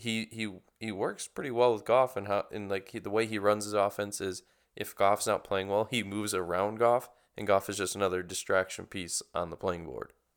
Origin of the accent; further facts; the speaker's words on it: Kenosha, Wisconsin, United States; now in Florida, United States; I was from Kenosha, so that was a lot closer to the lake than, you know, Saint Madison, which is center of the state